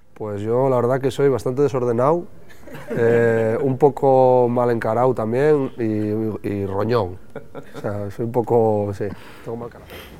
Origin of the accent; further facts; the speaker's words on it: Llanera, Asturias, Spain; la gente de aquí de Llanera